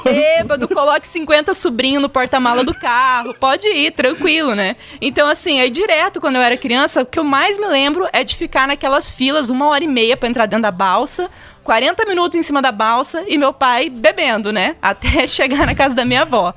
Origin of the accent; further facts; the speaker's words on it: Mundo Novo, Mato Grosso do Sul, Brazil; eu nasci em Mundo Novo, né? Na cidade ali que justamente é onde tem a balsa.